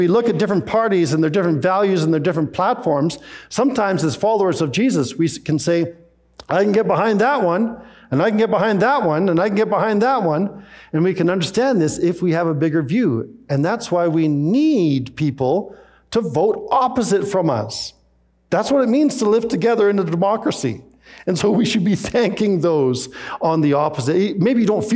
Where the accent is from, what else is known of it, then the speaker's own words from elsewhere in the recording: Canada; also born or lived in Scotland; my mom and dad, as they immigrated from Scotland to Canada, they were very quick to take out Canadian citizenship.